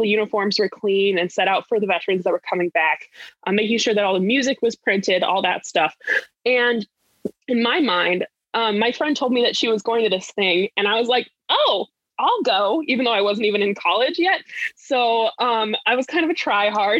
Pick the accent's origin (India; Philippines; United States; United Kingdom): United States; Laramie, Wyoming; moved away as an adult; now in Minnesota, United States; I grew up in Laramie, Wyoming, which is where the University of Wyoming is